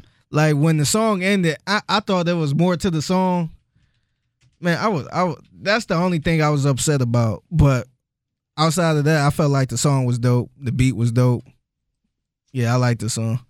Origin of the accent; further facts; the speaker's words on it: Cleveland, Ohio, United States; moved away as an adult; now in Houston, United States; I'm from Cleveland